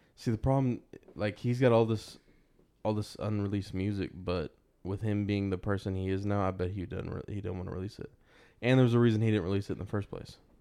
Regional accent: Texas, United States; I'm from Texas

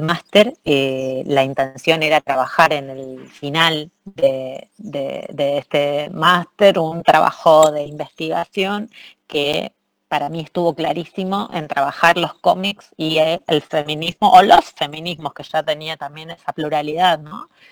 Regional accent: Rosario, Santa Fe, Argentina; moved away as an adult; now in Barcelona, Spain; Argentina, de donde vengo, no solamente Rosario, que es mi ciudad de origen

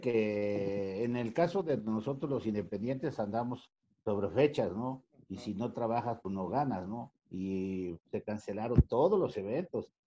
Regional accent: Veracruz, Mexico; moved away as an adult; also born or lived in Xalapa, Veracruz / Mexico City; yo soy de Veracruz, yo nací en Veracruz, pero estudié en Jalapa, Veracruz

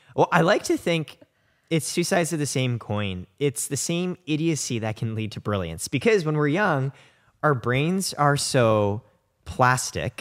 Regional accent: Indiana, United States; I grew up in Indiana

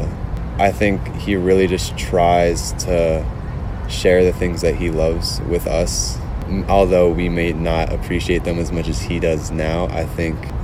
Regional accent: Connecticut, United States; growing up in Connecticut

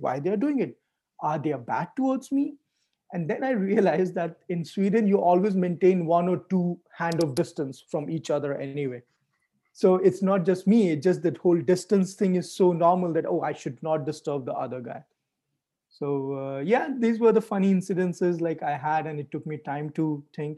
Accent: India; moved away as an adult; also born or lived in Europe; I grew up in India

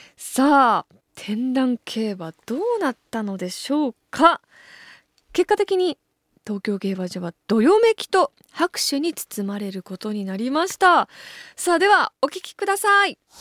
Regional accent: Ebetsu, Hokkaido, Japan; moved away; 江別市っていう私の地元なんですけど

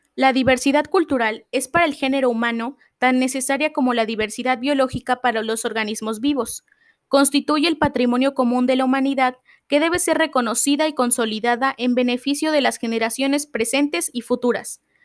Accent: Mexico; nos hace identificarnos como mexicanos

